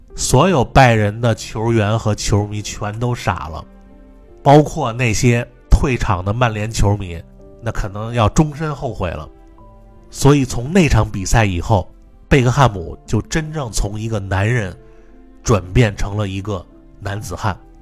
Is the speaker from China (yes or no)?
yes; Beijing, China; accent: Beijing dialect; moved away; also born or lived in United Kingdom; 我们北京话啊，这就叫局气